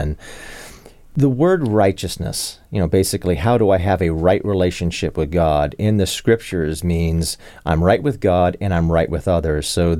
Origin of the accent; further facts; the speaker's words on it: Arlington, Virginia, United States; I grew up in South Arlington.